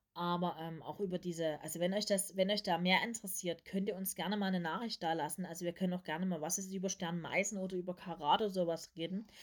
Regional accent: East Germany, Germany; Ich bin ja nur noch, nur noch in den letzten Zügen die DDR mitbekommen, weil ich am ähm, 1989 geboren bin.

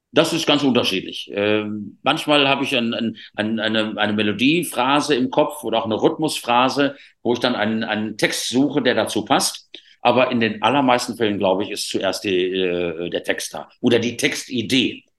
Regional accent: Rhineland, Germany; ich bin halt Rheinländer auch

